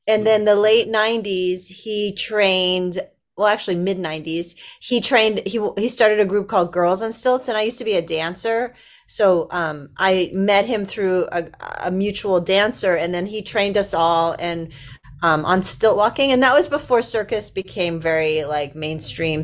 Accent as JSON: {"language": "English", "town": "Los Angeles", "region": "California", "country": "United States", "tie": "born or raised there", "said": "I grew up in Los Angeles, actually."}